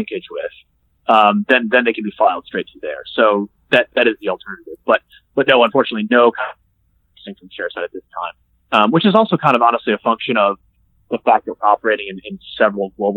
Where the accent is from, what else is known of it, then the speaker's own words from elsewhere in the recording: United States; accent: American; moved away as an adult; also born or lived in Toronto; now in Australia; as an American living in Australia